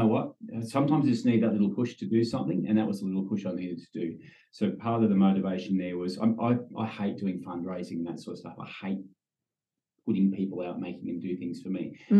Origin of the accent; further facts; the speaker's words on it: Sydney, New South Wales, Australia; moved away as an adult; now in Perth, Australia; I grew up in Sydney and, yeah, but I've called Perth home for 25 years, so I've just about got my passport now.